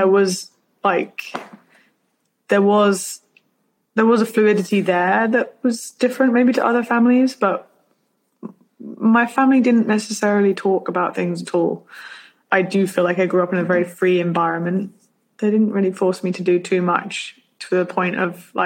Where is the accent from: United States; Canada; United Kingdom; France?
United Kingdom; I'm so British.